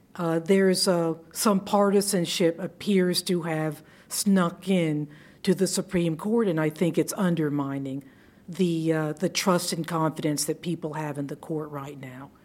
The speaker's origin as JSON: {"language": "English", "town": "Savannah", "region": "Georgia", "country": "United States", "said": "we're from Savannah"}